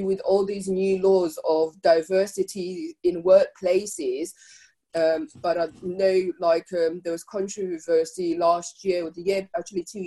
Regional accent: Zimbabwe; now in United Kingdom; as a Black African person born in Zimbabwe, I'm still Zimbabwean, but I'm also British

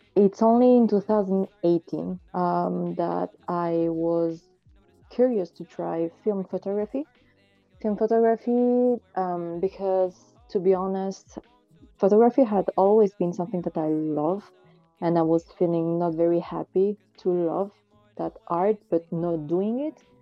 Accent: France; also born or lived in Marseille; I was born in France I'm actually living in, in Marseille

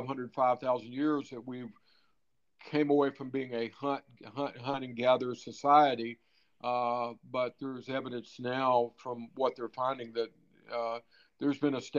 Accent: Mississippi, United States; also born or lived in Florida / New York / North Carolina / California; now in Nevada, United States; I grew up in Mississippi

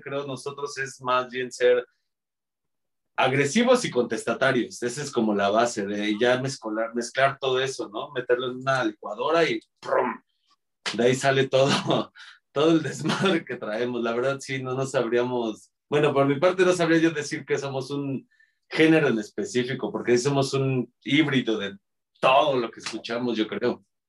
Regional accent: Mexico City, Mexico; Somos los cuatro integrantes somos de aquí de la Ciudad de México

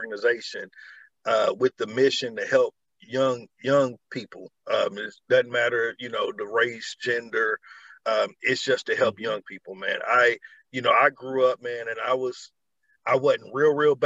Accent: Georgia, United States; now in Indiana, United States; I'm originally from Georgia

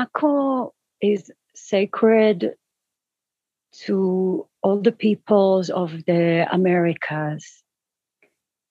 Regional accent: Israel; now in Peru; I'm based in Peru. I am born and raised in Israel

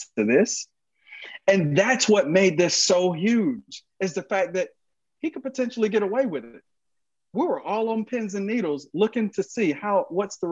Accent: Georgia, United States; Georgia. That's my home state.

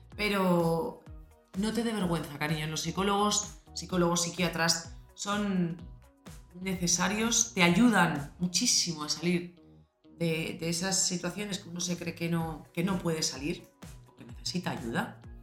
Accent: Madrid, Community of Madrid, Spain; yo soy madrileña

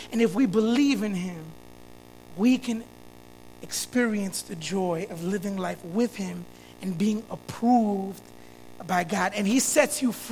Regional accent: Florida, United States; now in Chicago, United States; Growing up in Florida, you go to elementary school until fifth grade

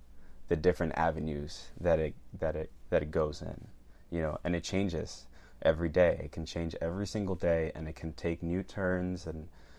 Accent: Venezuela; born there; Well, technically, I am foreign. I was born in Venezuela, everybody.

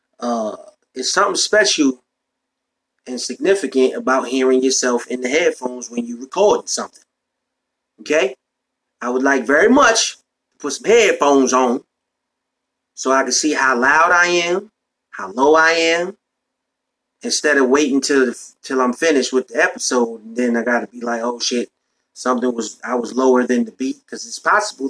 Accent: New York, United States; I'm from New York. So back in the day in New York, when I was coming up

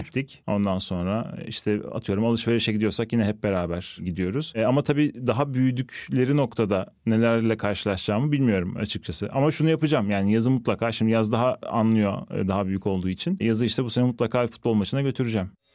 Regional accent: Van, Turkey; Ben sonucunda e, Van'da büyüdüm. Ufak bir şehirde büyüdüm

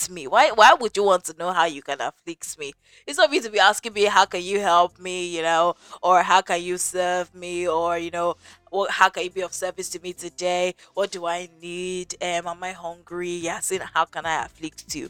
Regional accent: Nigeria; I'm from Nigeria

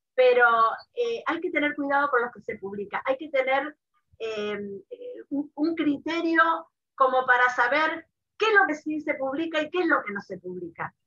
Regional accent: Mendoza, Argentina; moved away as an adult; also born or lived in Buenos Aires; now in Israel; yo, nací en Buenos Aires, a los ocho años fuimos a vivir a Mendoza

